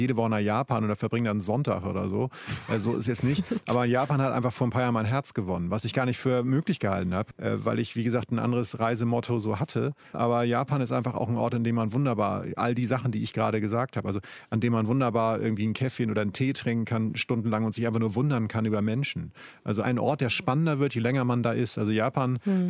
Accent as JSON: {"language": "German", "region": "Schleswig-Holstein", "country": "Germany", "said": "ich komme aus Schleswig-Holstein. Nordsee ist auch mein Zuhause"}